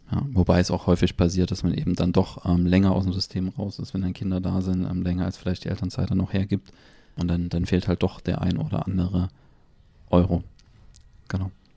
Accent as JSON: {"language": "German", "country": "Germany", "said": "bei uns in Deutschland"}